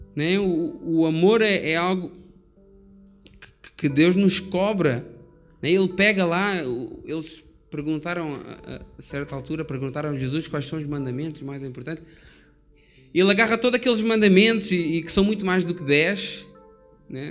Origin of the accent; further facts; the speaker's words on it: Portugal; Eu sou português